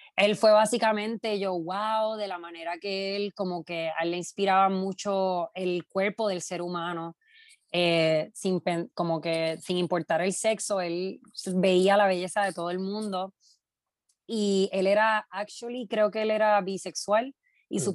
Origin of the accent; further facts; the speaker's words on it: Quebradillas, Puerto Rico; moved away as an adult; also born or lived in Brooklyn, New York; now in New York, United States; Soy nacida y criada en Quebradilla.